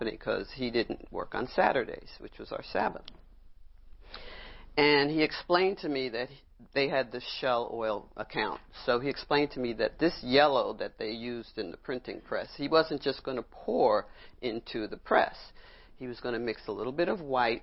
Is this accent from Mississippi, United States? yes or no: no; New York City, New York, United States; I grew up in Brooklyn